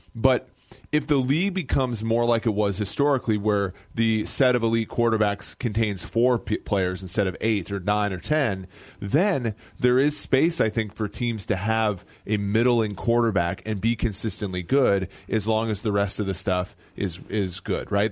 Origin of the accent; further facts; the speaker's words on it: Midwest, United States; Growing up in the Midwest my whole life